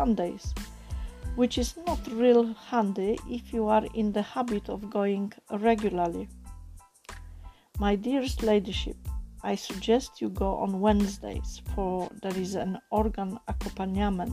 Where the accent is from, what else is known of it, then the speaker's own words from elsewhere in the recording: Poland; first language Polish; English is a second language; now in United Kingdom; as you probably gather from my accent, I am not English born, I am born in Poland